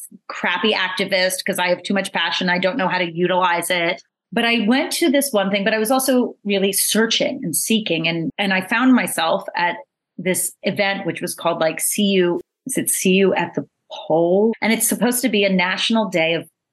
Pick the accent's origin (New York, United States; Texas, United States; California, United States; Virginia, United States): New York, United States; I thought I was like an open-minded world traveled New Yorker